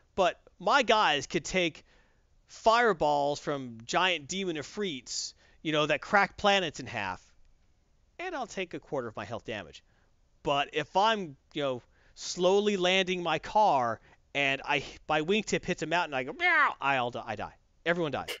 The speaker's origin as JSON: {"language": "English", "region": "the South", "country": "United States", "said": "I'm from the South"}